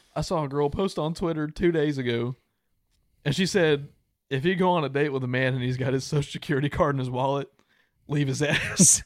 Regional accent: United States; also born or lived in Louisiana; I'm from Texas slash Louisiana

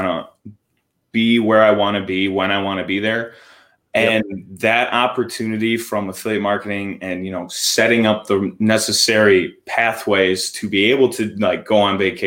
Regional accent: Armada, Michigan, United States; I'm from Michigan.

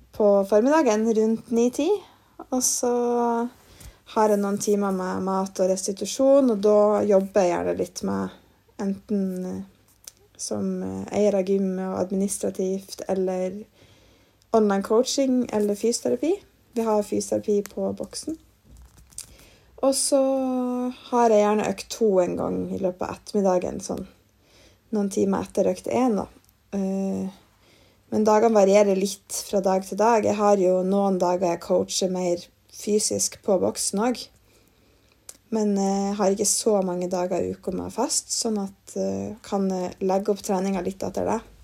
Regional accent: Mosjøen, Nordland, Norway; moved away as an adult; now in Trondheim, Norway; jeg bodde et halvt år i Mosjøen, der jeg kommer fra

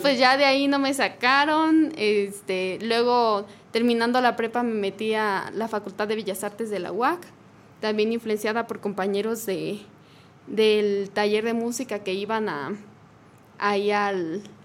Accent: Los Encinos, San José de Guanajuato, Mexico; now in Querétaro, Mexico; yo soy de, de eh, Los Encinos, San José de Guanajuato, pero llevo aquí ya como 11 años en Querétaro

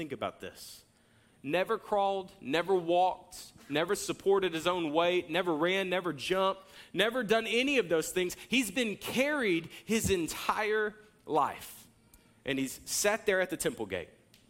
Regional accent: Jacksonville, United States; I grew up in Jacksonville

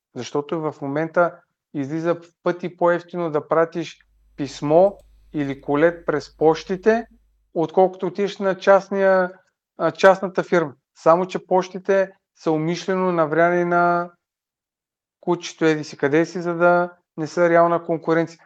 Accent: Bulgaria; като българи

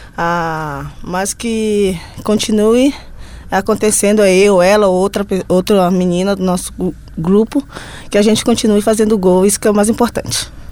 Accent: interior of Pará, Brazil; now in Porto Alegre, Brazil; sou do interior do Pará

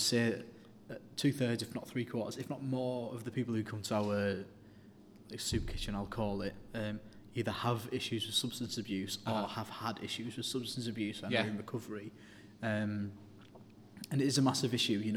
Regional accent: Middlesbrough, North East England, United Kingdom; I'm from Middlesbrough, and our shop is in Middlesbrough

